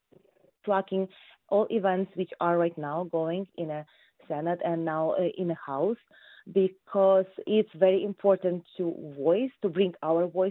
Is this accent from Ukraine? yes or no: yes; Ukraine; now in United States; as Ukrainian American voter